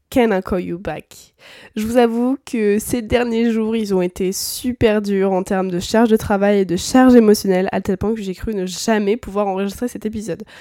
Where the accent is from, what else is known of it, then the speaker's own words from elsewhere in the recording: France; c'est qu'en tant que bon français aigri, c'est quelque chose qu'on a beaucoup de mal à appliquer.